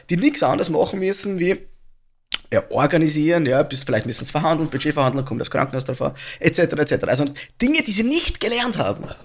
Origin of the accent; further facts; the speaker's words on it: Austria; bei uns in Österreich